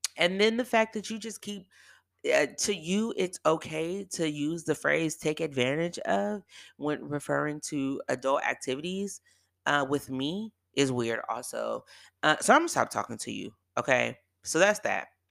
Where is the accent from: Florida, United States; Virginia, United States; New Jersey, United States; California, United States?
California, United States; Bay Area; moved away; also born or lived in San Diego; I'm from the Bay Area